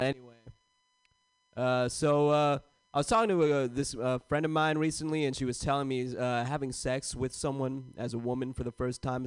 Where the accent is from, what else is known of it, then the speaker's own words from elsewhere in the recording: San Jose, California, United States; I grew up in San Jose, California